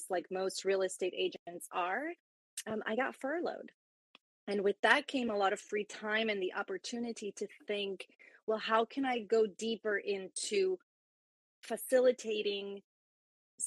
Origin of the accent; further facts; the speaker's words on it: Puerto Rico; now in Florida, United States; I am from Puerto Rico, but now transplanted in the U.S. here in Florida. And so I speak Spanish as well.